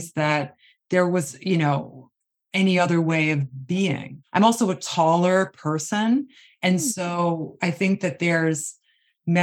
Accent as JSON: {"language": "English", "area": "Long Island", "region": "New York", "country": "United States", "tie": "born or raised there", "said": "I grew up on Long Island with a very just normalized dieting world."}